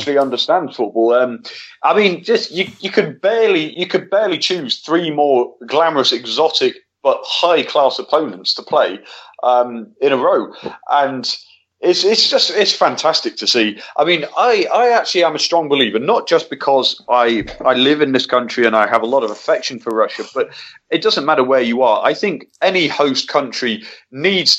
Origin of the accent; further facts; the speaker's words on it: England, United Kingdom; as an Englishman